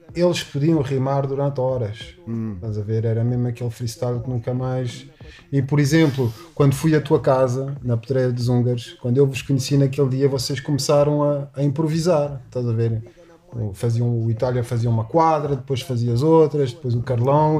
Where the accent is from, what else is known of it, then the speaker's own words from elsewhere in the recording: Paris, Île-de-France, France; moved away as an adult; also born or lived in Newark, United States; nasci, nasci em Paris.